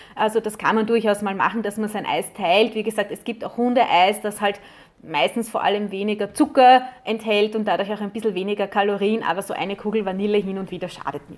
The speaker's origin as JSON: {"language": "German", "country": "Austria", "said": "bei uns in Österreich"}